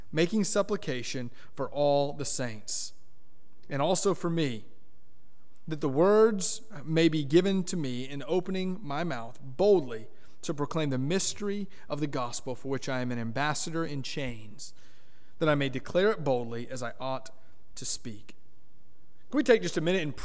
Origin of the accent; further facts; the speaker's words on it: Miami, Florida, United States; I grew up in South Florida, Miami, Florida